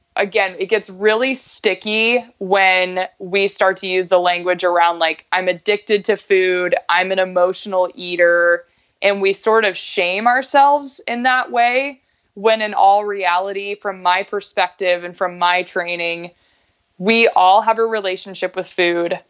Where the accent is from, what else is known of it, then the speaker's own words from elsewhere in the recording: Alaska, United States; moved away as an adult; also born or lived in Bellingham / Colorado; I grew up in Alaska, went to school in Bellingham